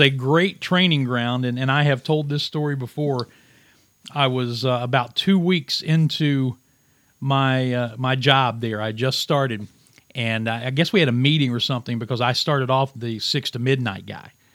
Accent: Williamson, West Virginia, United States; I started my radio career, for lack of a better term, uh, at my hometown radio station in Williamson, West Virginia

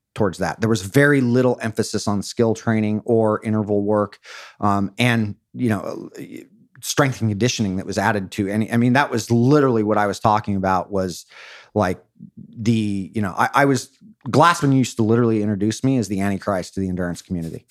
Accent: Newport Beach, California, United States; I grew up in Or-, in Orange County in Newport Beach

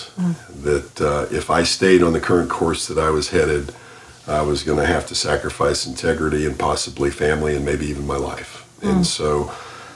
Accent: Miami, Florida, United States; I was raised in Miami, Florida.

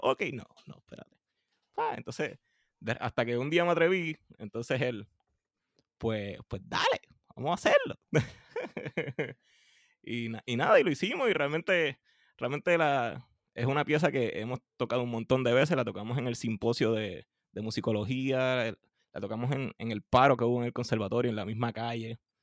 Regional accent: Puerto Rico; nosotros los puertorriqueños que nos pasamos comiéndonos las letras

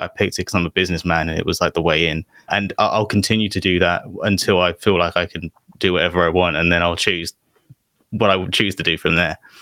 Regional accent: London, United Kingdom; I'm from London

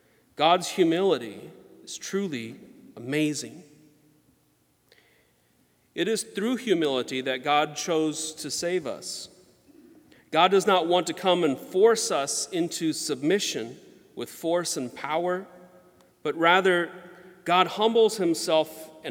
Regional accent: Georgia, United States; the Spanish moss that hung from the trees where we grew up in Georgia

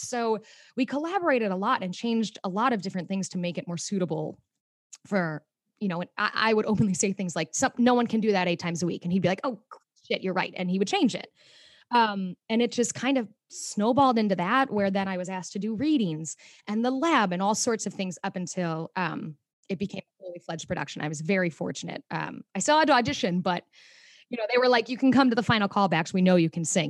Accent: Mokena, Illinois, United States; born or raised there; moved away as an adult; also born or lived in Chicago, Illinois; now in New York City, United States

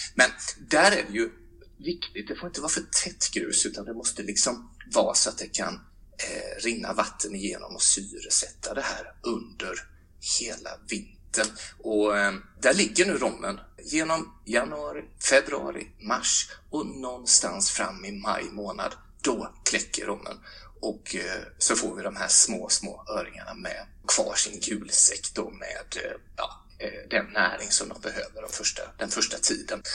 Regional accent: Mullsjö, Jönköping County, Sweden; hemma i Mullsjö, bara några hundra meter ifrån huset där jag växte upp

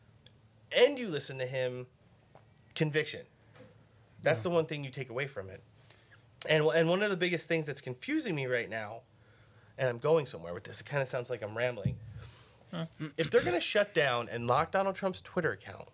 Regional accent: New Jersey, United States; moved away; I'm from New Jersey

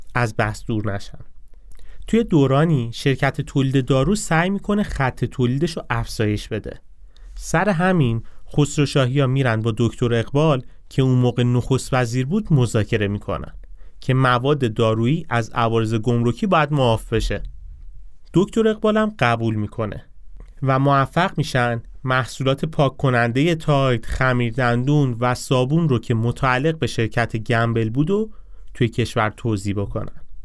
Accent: Iran

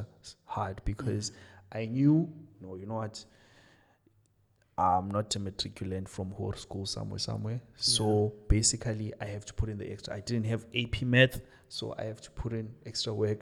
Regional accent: Johannesburg, Gauteng, South Africa; moved away as an adult; also born or lived in Cape Town; I was from Joburg

